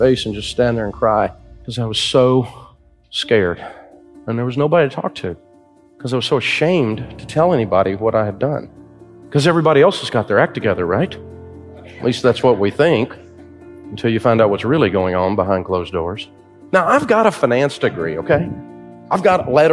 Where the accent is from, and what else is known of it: Antioch, Tennessee, United States; born or raised there